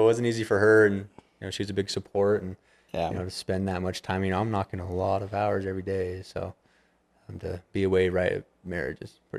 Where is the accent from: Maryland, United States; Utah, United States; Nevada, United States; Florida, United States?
Utah, United States; Manti; Manti, Utah.